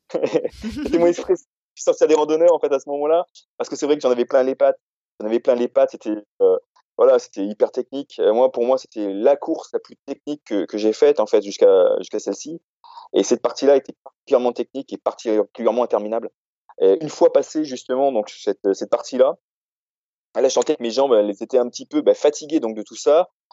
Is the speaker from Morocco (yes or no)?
no; Réunion; moved away; j'ai grandi, donc, à La Réunion.